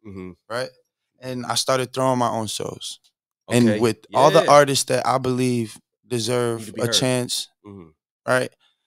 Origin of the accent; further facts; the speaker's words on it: Cliffside Park, New Jersey, United States; moved away as an adult; now in Miami, United States; I'm from New Jersey. Shout out New Jersey. From Cliffside Park, New Jersey.